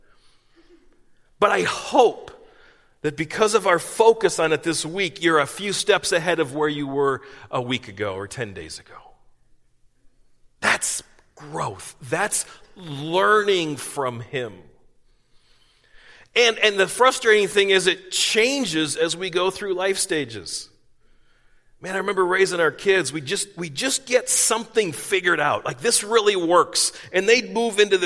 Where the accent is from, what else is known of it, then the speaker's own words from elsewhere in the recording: East Coast, United States; moved away; I grew up in the East Coast